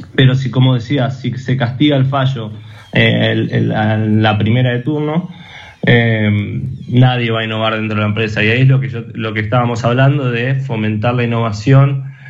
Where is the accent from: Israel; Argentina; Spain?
Argentina; como personas argentinas y como argentinos, como empresas argentinas